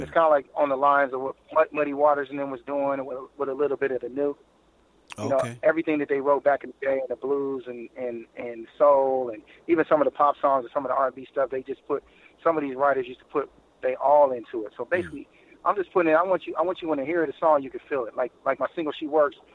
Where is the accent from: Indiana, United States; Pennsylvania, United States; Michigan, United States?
Indiana, United States; Anderson; also born or lived in Gary, Indiana; I was born in Anderson, Indiana